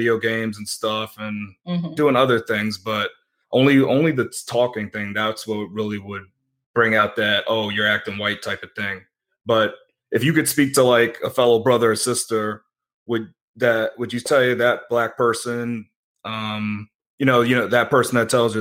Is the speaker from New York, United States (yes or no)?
yes; New York City, New York, United States; I grew up in Hollis, Queens, and that's like a hood.